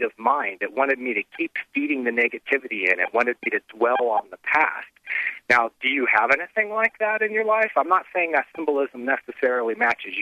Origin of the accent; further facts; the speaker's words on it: the Midwest, near Xenia, Ohio, United States; I grew up in the Midwest, and, you know, I was right outside of Xenia when the big tornadoes hit